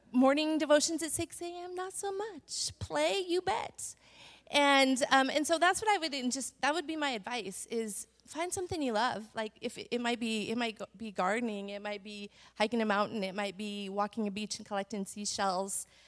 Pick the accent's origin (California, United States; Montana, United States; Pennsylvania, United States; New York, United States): Montana, United States; moved away; I grew up in Montana